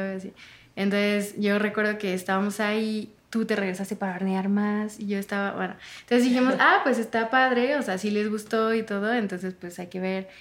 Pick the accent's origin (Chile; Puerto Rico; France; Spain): France; moved away; yo soy de Francia